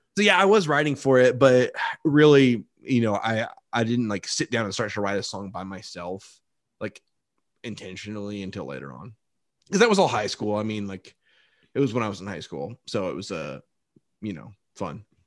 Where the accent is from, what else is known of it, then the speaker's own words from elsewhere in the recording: Dallas, Texas, United States; moved away as an adult; now in Nashville, United States; I grew up in the Texas area, well, all over Texas, but mostly from Dallas-Fort Worth.